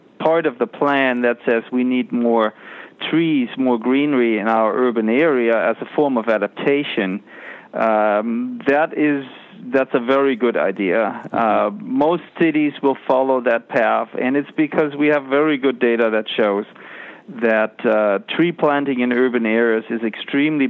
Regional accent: Germany; now in United States; I grew up in Germany

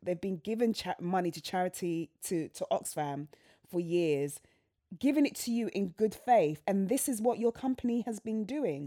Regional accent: London, United Kingdom; I'm from Southwest London

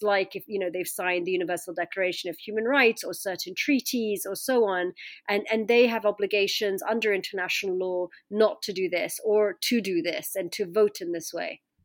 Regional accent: London, United Kingdom; I was growing up in London as, you know, uh, my Egyptian parents, I looked Egyptian

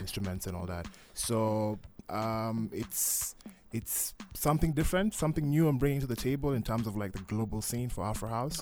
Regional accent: Mombasa, Mombasa County, Kenya; also born or lived in Kisumu; now in Nairobi, Kenya; I come from Mombasa

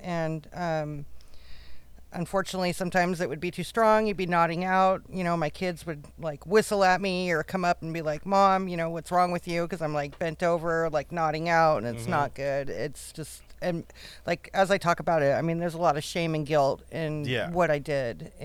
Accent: Amador County, California, United States; now in Santa Ana, United States; I'm from Amador County, which is up north. It's near Sacramento, but on your way to Tahoe

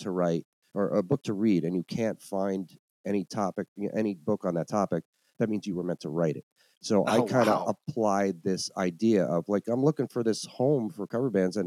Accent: New Jersey, United States; moved away as an adult; now in New Orleans, United States; I'm from New Jersey originally, and I moved to New Orleans in 2010

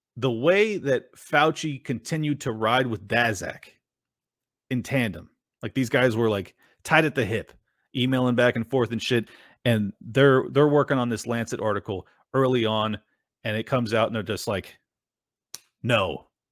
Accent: Miami, Florida, United States; I'm from Miami

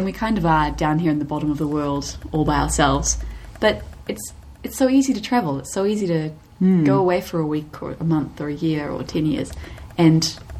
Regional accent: New Zealand; We have a wonderful country here.

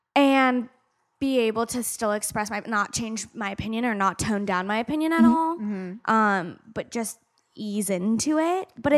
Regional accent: Arizona, United States; I grew up in Arizona and it was very, we were the token Democrats on the street.

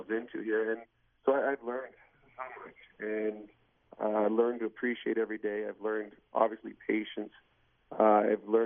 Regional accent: Pittsburgh, Pennsylvania, United States; I mean, I grew up in Pittsburgh, and, and I had some incredible friends.

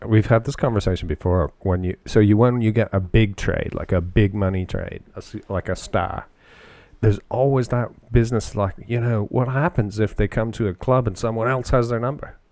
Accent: London, Ontario, Canada; I grew up in and around London playing hockey, and uh, that's London, Ontario

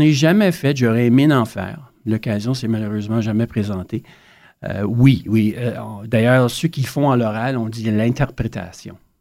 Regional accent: Sarnia, Ontario, Canada; moved away as an adult; also born or lived in Ottawa; je viens de Sarnia en Ontario. Il y a très peu de francophones, mais grâce à mes parents, on a maintenu notre français.

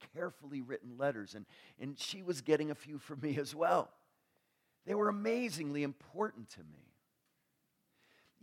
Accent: New York, United States; I grew up near New York

